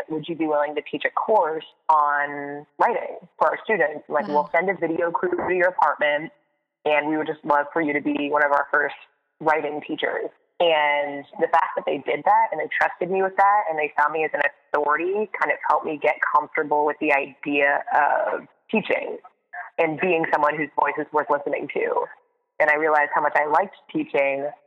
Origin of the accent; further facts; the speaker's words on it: Connecticut, United States; moved away as an adult; also born or lived in Boston; now in New York City, United States; I grew up in Connecticut, went to school at Boston University, and then graduated early on purpose so that I could move to New York City as soon as I possibly could.